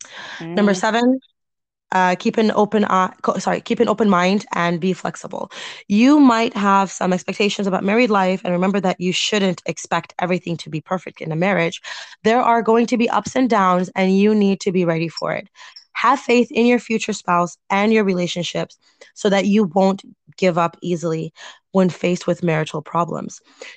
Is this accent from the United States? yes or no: yes; United States; I'm American.